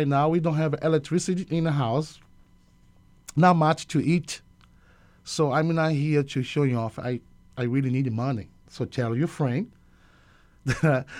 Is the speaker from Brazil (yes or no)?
yes; Salvador, Bahia, Brazil; English is a second language; moved away as an adult; I'm from Salvador, Bahia, Brazil, in the Northeast, a big city